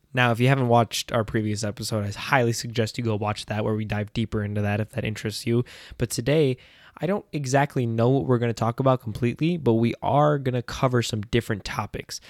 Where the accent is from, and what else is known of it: United States